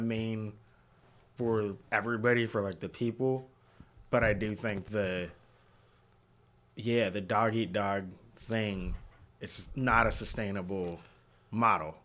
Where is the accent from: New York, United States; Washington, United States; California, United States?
Washington, United States; Seattle; moved away; I'm from Seattle originally